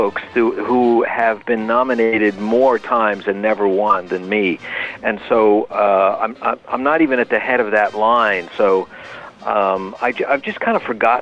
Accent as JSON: {"language": "English", "region": "New York", "country": "United States", "tie": "born or raised there", "also_born_or_lived": "Berkeley, California", "moved": "as an adult"}